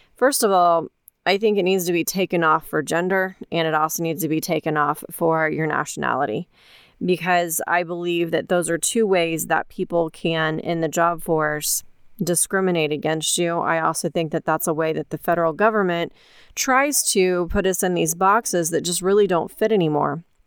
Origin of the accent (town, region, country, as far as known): United States